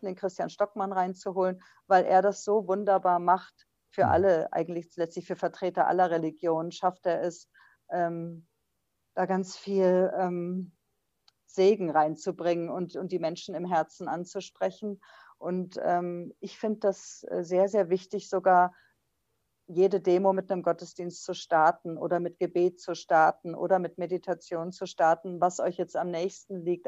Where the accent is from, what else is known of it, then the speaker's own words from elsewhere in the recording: West Germany, Germany; ich bin ja Westdeutsche